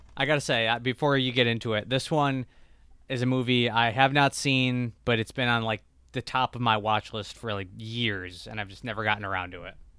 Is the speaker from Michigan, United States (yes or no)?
yes; home state of Jeff Daniels, Michigan, United States; he's from my home state